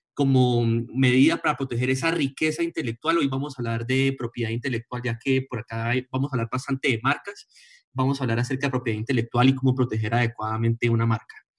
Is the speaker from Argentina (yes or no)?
no; Colombia; somos unos colombianos